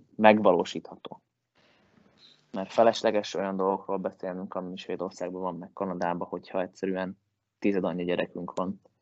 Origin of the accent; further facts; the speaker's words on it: Hungary; moved away as an adult; also born or lived in Finland; now in Sweden; magyar vagyok